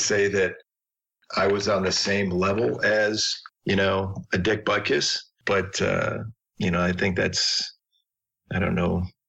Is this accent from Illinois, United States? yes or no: yes; Chicago, Illinois, United States; I grew up in Chicago